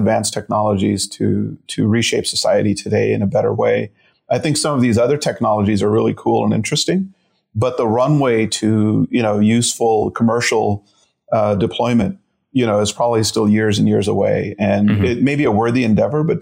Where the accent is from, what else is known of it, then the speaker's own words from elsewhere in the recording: Chicago, Illinois, United States; also born or lived in India; my mom, my brother and I settled just a few years later in Chicago. And so I'm a Midwesterner. You know, I was two when I came